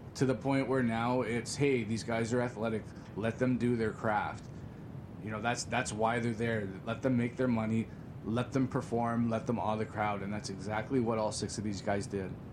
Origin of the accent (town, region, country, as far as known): Greater Toronto Area, Ontario, Canada